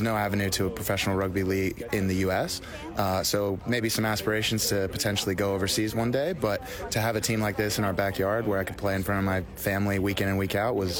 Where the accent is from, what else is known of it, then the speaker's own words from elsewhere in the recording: Maryland, United States; also born or lived in Europe; now in Washington, D.C., United States; I was born in Maryland. I grew up in Maryland.